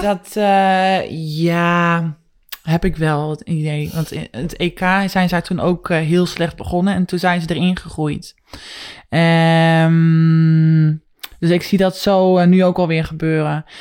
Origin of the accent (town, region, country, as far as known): Netherlands